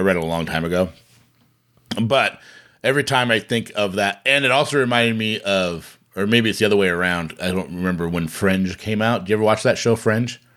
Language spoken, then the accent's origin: English; Bremerton, Washington, United States; we grew up in Bremerton